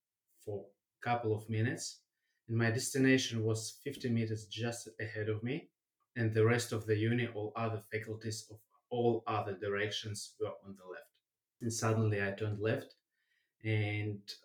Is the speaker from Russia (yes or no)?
yes; Russia; also born or lived in Germany; now in Australia; I was born in Germany, grew up in Russia, now living in Australia.